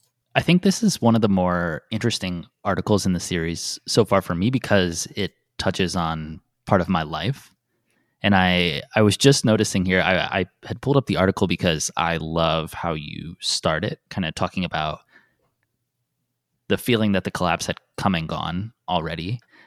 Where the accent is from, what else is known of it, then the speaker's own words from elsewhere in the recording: South Bend, Indiana, United States; growing up in South Bend during the 90s and the early 2000s, I always had the feeling that the collapse had come and gone